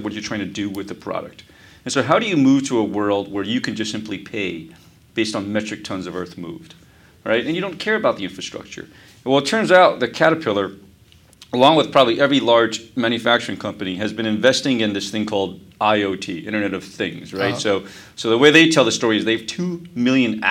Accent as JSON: {"language": "English", "town": "New York City", "region": "New York", "country": "United States", "tie": "born or raised there", "also_born_or_lived": "Taiwan", "said": "I actually grew up here in New York. I grew up in Brooklyn, right across the river."}